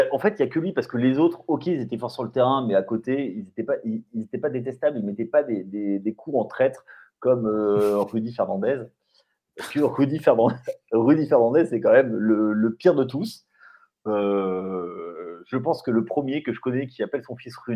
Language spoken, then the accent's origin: French; France; quand on est français, quand, on est français